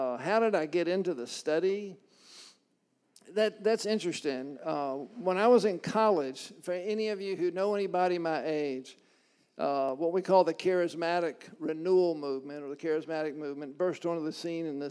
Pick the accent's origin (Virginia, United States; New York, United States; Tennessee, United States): Virginia, United States; Richmond; moved away as an adult; also born or lived in Fredericksburg, Virginia / Georgia; now in Waco, United States; But I actually grew up in Richmond, born in Fredericksburg, Virginia